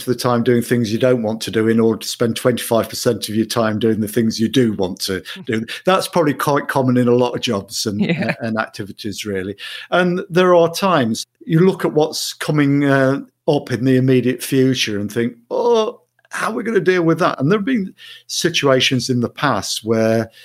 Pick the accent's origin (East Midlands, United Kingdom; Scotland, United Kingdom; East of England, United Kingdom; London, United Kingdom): East Midlands, United Kingdom; Mansfield; moved away as an adult; also born or lived in Sutton in Ashfield / Kirkby in Ashfield / Coventry; now in Manchester, United Kingdom; I was born in Mansfield. I lived there in Mansfield, Sutton in Ashfield, Kirby in Ashfield till I was 18